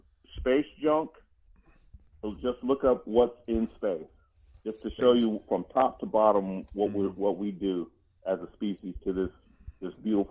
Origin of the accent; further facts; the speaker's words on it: Germany; also born or lived in Georgia, United States; When I lived in Georgia, I was living there in Columbus. I grew up in Germany. My dad was in the military when we moved away.